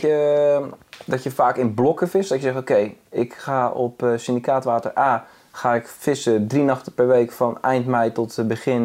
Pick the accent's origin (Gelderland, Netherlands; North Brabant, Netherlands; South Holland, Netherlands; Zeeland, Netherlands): Zeeland, Netherlands; bij ons in Zeeland.